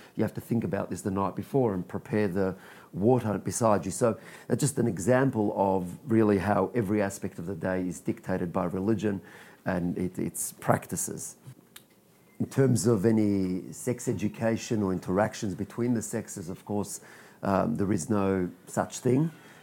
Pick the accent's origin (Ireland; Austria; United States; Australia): Australia; born or raised there; also born or lived in Israel